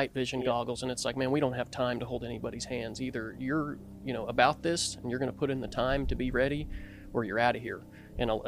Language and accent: English; Knoxville, Tennessee, United States; I'm from East Tennessee, Knoxville